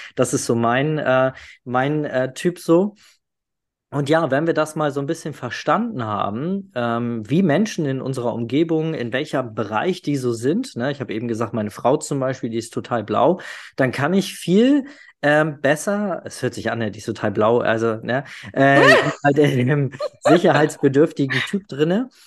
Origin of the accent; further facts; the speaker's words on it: the North, Northern Germany, Germany; ich komme ja aus dem Norden, da sagt man immer schnacken.